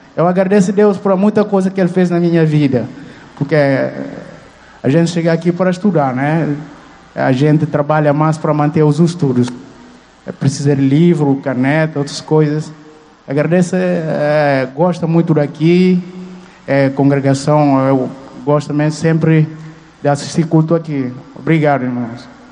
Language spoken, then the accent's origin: Portuguese; Guinea-Bissau; moved away as an adult; now in Fortaleza, Brazil; sou estudante de Guiné-Bissau.